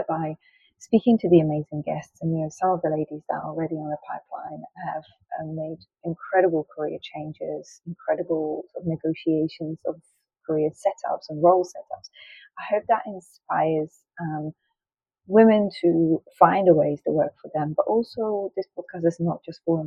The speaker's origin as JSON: {"language": "English", "country": "Poland", "accent": "Polish", "second_language": "English", "moved": "yes", "lives_now": "London, United Kingdom", "said": "I am Polish, which may give you sometimes give away my accent and I may sort of create words or mispronounce words."}